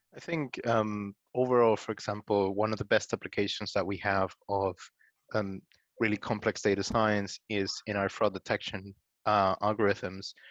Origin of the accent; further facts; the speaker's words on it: Guatemala; I'm originally from Guatemala. I'm Latin American